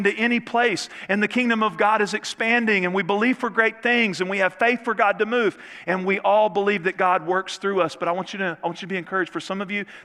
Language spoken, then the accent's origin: English; Northeast Texas, United States; I grew up in Northeast Texas